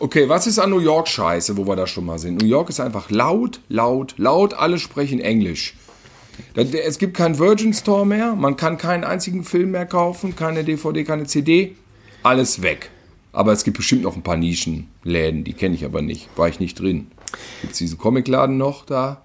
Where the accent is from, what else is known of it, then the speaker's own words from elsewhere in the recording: Germany; dass wir aus Deutschland kommen